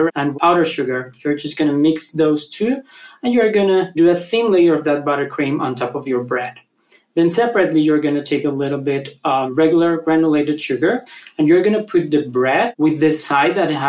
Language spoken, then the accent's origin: English; Mexico City, Mexico; I am a baker from Mexico City.